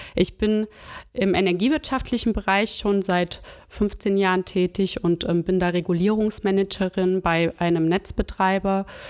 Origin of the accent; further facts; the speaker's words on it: Chemnitz, Saxony, Germany; moved away as an adult; now in Bonn, Germany; Ursprünglich komme ich aus Chemnitz und Sachsen